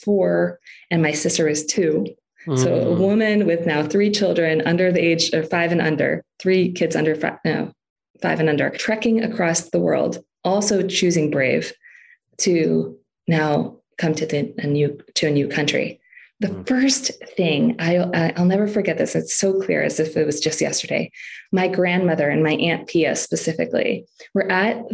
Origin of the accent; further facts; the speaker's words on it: Philippines; moved away; I grew up in the Philippines.